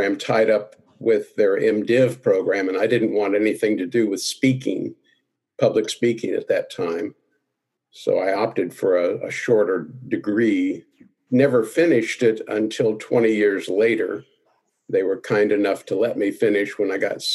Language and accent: English; Oklahoma, United States; I was raised in Oklahoma, went